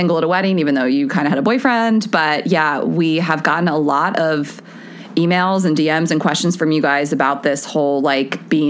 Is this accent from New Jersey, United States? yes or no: no; Delaware, United States; I'm from Delaware. Dewey Beach is where I've lived there a bunch of summers, spent a lot of time there. It's my favorite place on earth.